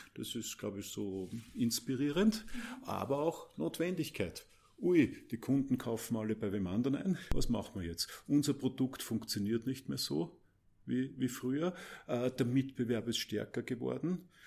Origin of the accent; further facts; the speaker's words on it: Mödling, Lower Austria, Austria; Mödling, das ist in Niederösterreich